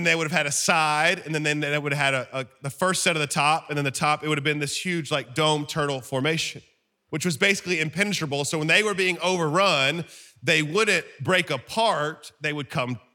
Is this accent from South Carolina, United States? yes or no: no; Alabama, United States; I'm from Alabama